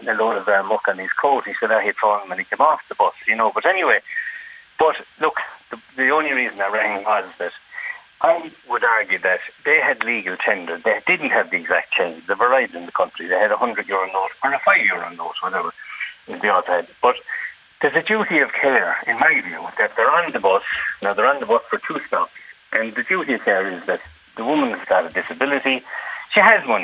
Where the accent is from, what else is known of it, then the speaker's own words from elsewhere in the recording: Ireland; We're Irish